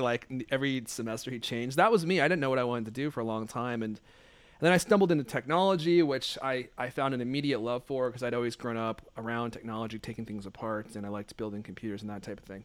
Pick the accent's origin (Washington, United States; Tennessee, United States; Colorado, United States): Washington, United States; Redmond; also born or lived in Hollywood, California; I moved here when I was nine or eight or nine. I moved to Redmond, Washington